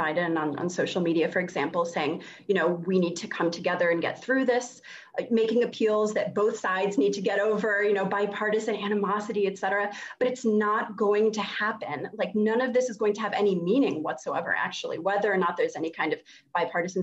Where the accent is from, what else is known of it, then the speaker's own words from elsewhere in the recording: Massachusetts, United States; I'm from Massachusetts, where the winters are extremely cold